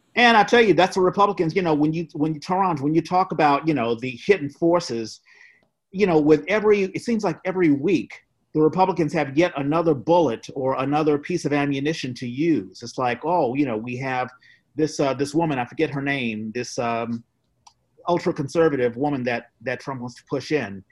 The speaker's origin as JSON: {"language": "English", "region": "East Coast", "country": "United States", "tie": "born or raised there", "said": "I grew up on the East Coast as well."}